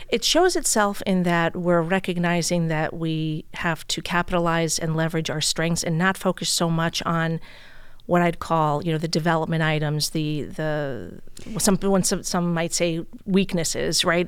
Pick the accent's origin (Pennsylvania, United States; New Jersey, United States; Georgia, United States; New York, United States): New York, United States; New York City; moved away as an adult; now in East Hampton, United States; born and raised in Brooklyn, New York